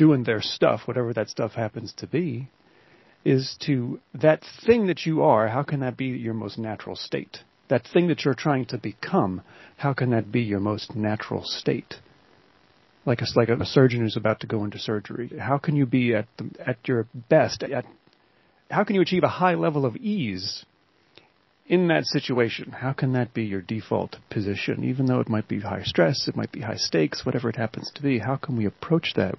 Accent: Pocono Mountains, Pennsylvania, United States; moved away as an adult; now in Philadelphia, United States; I grew up in the Pocono Mountains

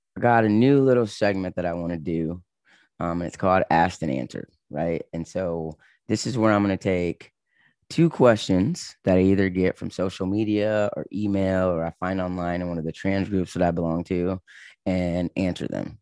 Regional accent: Michigan, United States; moved away as an adult; also born or lived in Los Angeles, California; I was from Michigan

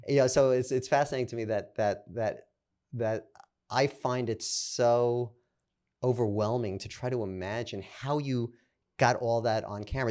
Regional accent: New York City, New York, United States; I'm from Brooklyn

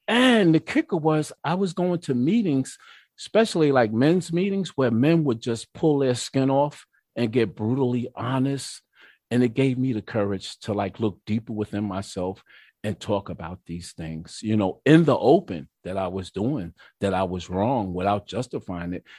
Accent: Mount Vernon, New York, United States; also born or lived in White Plains, New York; now in Peekskill, United States; I was raised in Mount Vernon, New York.

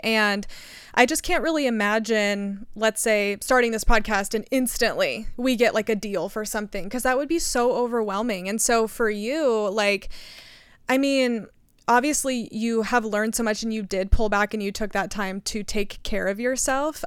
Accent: United States; I grew up in America, very privileged

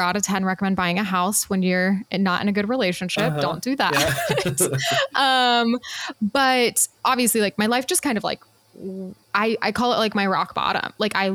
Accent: Utah, United States; I was raised Mormon in Utah

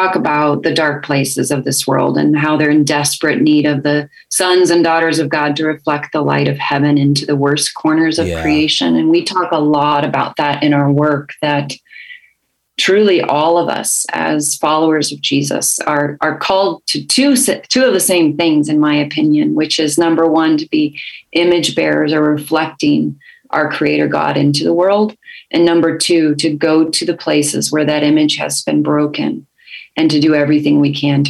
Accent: Kansas City, Missouri, United States; moved away as an adult; also born or lived in Asia / Africa; We've just moved back to my hometown of Kansas City after being away for 25 years.

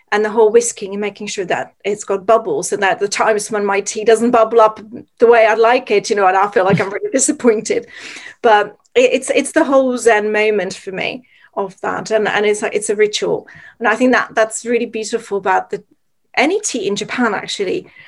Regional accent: Czechia; moved away; growing up in Czech Republic

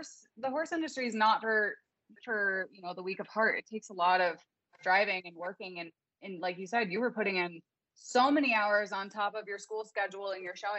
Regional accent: Naperville, Illinois, United States; I'm from Naperville, and my mom grew up over in Amboy.

